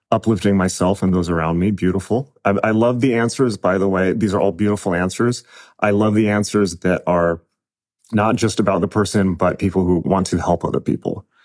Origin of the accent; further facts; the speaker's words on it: United States; I'm American